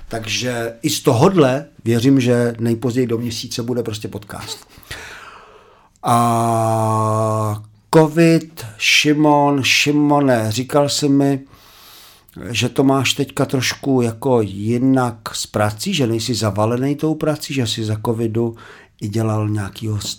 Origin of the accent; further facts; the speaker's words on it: Zlín Region, Czechia; Já jsem Valaška